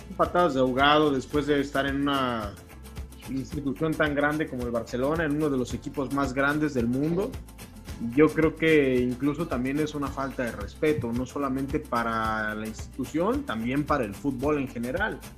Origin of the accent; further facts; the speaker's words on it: Mexico City, Mexico; now in Querétaro, Mexico; soy de CDMX